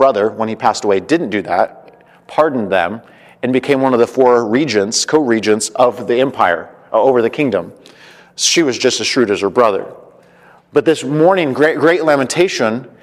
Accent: Colorado, United States; I'm from Colorado

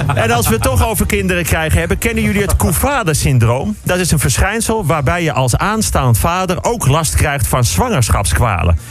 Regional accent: Netherlands; wij als Nederlanders

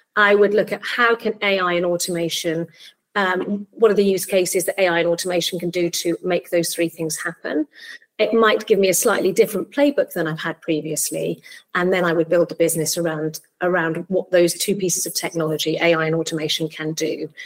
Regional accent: Barry, Wales, United Kingdom; also born or lived in Cardiff; I'm actually from Barry. That's my hometown. I was born in Cardiff and I, I grew up in South Wales.

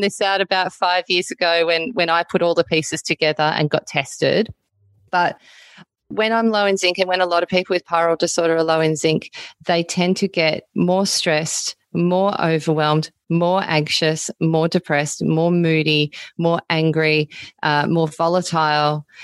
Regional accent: Melbourne, Victoria, Australia; now in Byron Bay, Australia; I live in Byron Bay now, but I wasn't born here. I was born in Melbourne

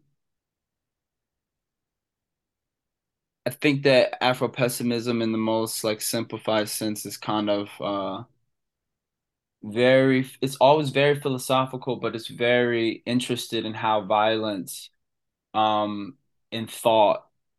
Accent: Cecil County, Maryland, United States; Growing up in Cecil County

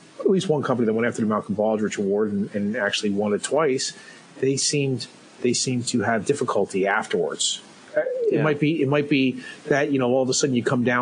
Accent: Ireland; Being an Irishman

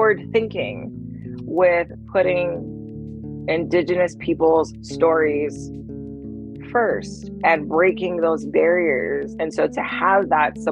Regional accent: Oahu, Hawaii, United States; I'm from Oahu. Currently, I live in He'i'i on Oahu.

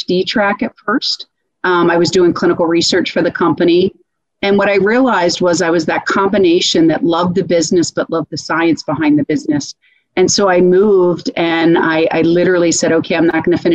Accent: Philadelphia, Pennsylvania, United States; moved away as an adult; also born or lived in Lansdale, Pennsylvania; now in Dallas, United States; I'm born and raised in the Philadelphia area.

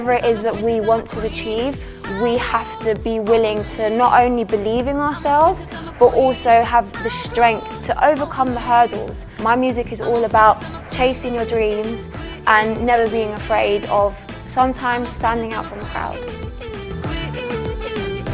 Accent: London, United Kingdom; living in North London, it's practically like a mini Cyprus

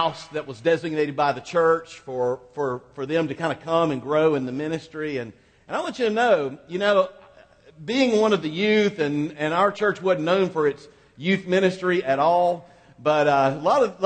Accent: Quincy, Florida, United States; My hometown of Quincy, Florida is about as Mayberry-ish as any little town that you could find

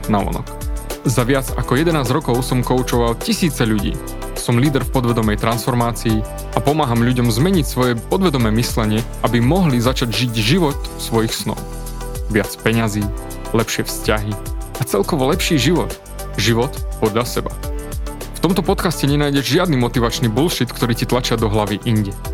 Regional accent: Snina, Prešov Region, Slovakia; Narodil som sa v Sníne, na východe

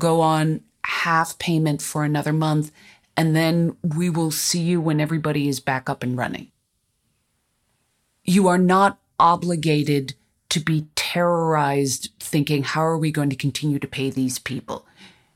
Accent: Los Angeles, California, United States; I'm from Los Angeles

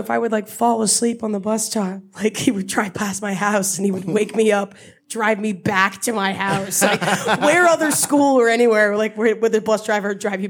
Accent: Block Island, Rhode Island, United States; I'm only 24 years old, so I grew up there at a different time than other people.

